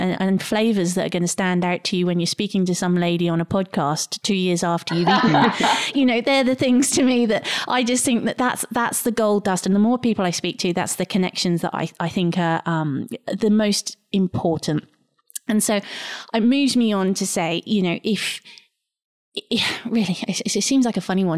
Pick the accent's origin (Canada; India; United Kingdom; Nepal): United Kingdom; England; now in Australia; people will pick on my Englishness and think that I'm making it because I'm English